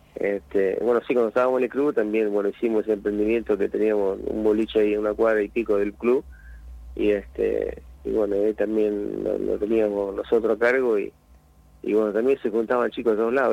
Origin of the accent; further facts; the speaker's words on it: La Colina, Buenos Aires Province, Argentina; allá en mi pueblo Colina